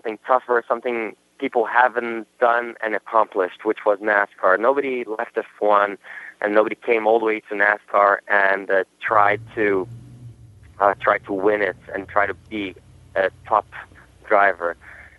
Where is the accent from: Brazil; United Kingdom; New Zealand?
Brazil; first language Portuguese; English is a second language; also born or lived in Germany; now in United States; I know I wasn't even born in Brazil, to be honest. I was born in Germany, but my culture is pretty Brazilian. I was brought up in Brazil from my father, and it's my first language